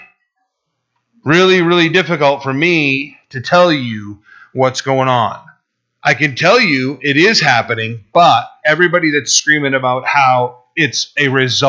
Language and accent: English; Burlington, Vermont, United States; My hometown, my birthplace, Burlington, Vermont